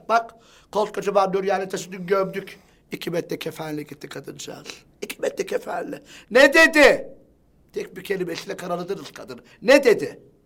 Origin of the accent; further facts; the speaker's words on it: Siirt, Siirt Province, Turkey; biz, e, ataerkil bir aileyiz, Siirtliyiz.